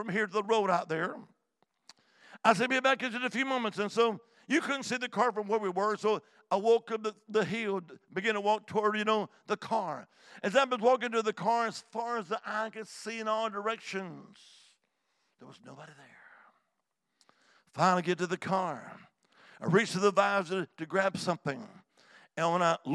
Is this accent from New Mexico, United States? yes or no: no; Alabama, United States; also born or lived in Montgomery, Alabama; now in Salem, United States; I'm originally from the Holy Land, Alabama.